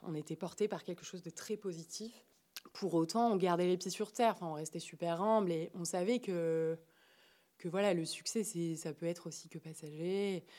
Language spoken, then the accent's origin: French; Marseille, Provence-Alpes-Côte d'Azur, France; moved away as an adult; now in Paris, France; je suis née, j'ai grandi à Marseille